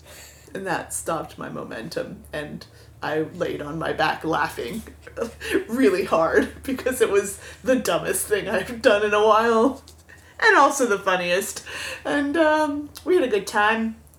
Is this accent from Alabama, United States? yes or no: no; Florida, United States; moved away; I'm from Florida and I'm stupid and I know no better. And I am 44 and breakable.